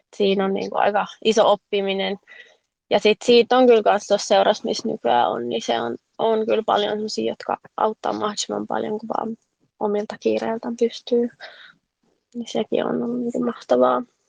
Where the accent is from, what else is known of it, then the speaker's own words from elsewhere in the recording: Helsinki, Uusimaa, Finland; now in Jokioinen, Finland; mä oon alun perin kotoisin Helsingistä, mutta nykyään asun Jokioisilla